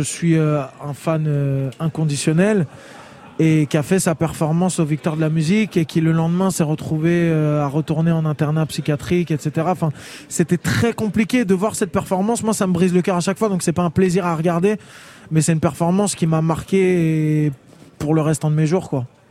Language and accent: French; France; on a grandi en France